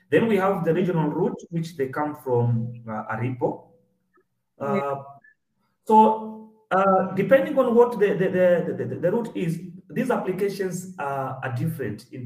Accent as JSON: {"language": "English", "country": "Kenya", "said": "uh, I'm a Kenyan examiner, uh, basically pharmaceutical patent examination."}